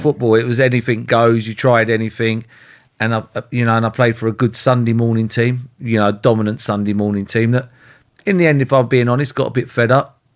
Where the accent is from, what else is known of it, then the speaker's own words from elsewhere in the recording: London, United Kingdom; I lived in Holsden, I was born in Holsden, so I, I played for Brent